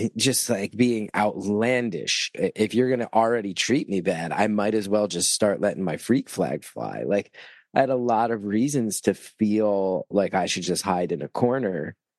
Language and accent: English; West Orange, New Jersey, United States; I grew up in North Jersey where New York hardcore was a big influence